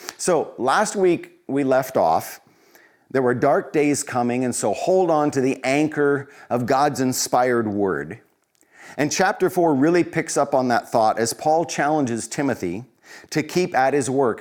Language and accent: English; Colorado, United States; Growing up in Colorado, small kid in small town U S